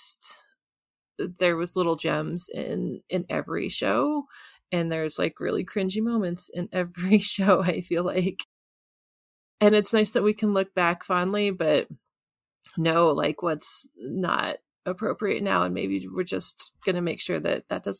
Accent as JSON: {"language": "English", "region": "Kansas", "country": "United States", "tie": "born or raised there", "said": "kind of shy kid growing up in Kansas"}